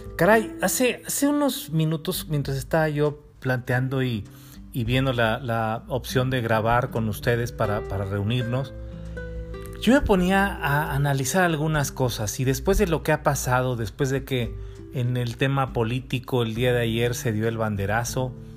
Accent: Mexico; como pueblo, como mexicanos

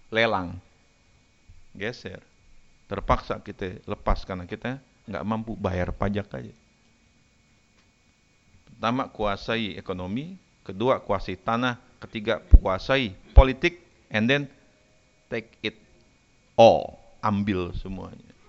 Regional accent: Jakarta, Indonesia; Saya ini Kemayoran, saya tinggal di Kemayoran, saya asli orang Kemayoran, lahir besar di Kemayoran.

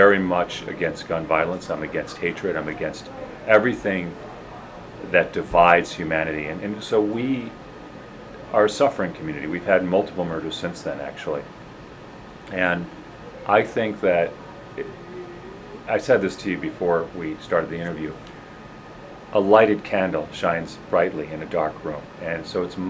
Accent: Homewood, Illinois, United States; now in Highland Park, United States; I grew up in Homewood, Illinois.

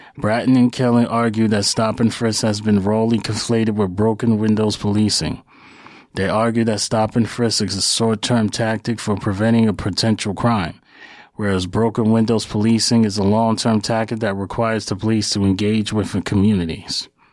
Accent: New York City, New York, United States; somebody who is a descendant of Black Wall Street who was born and raised in New York City

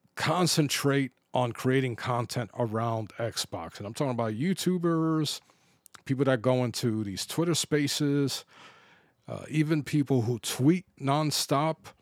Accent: New York City, New York, United States; When I grew up in the Bronx

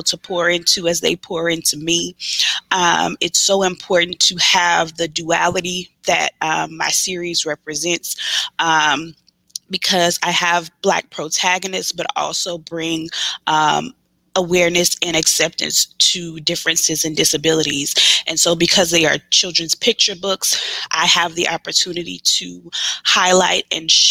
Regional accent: Baton Rouge, Louisiana, United States; I am from Baton Rouge, Louisiana

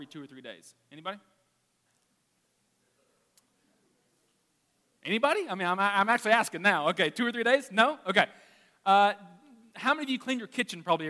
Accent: Arkansas, United States; I'm from Arkansas

